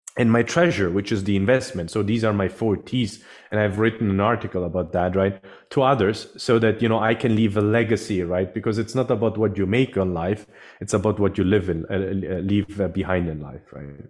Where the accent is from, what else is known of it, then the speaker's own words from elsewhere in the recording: Sicily, Italy; also born or lived in Germany / London; now in San Francisco Bay Area, United States; I'm originally actually from, from Europe, from South Europe, actually. I'm from Sicily, from Italy, Sicily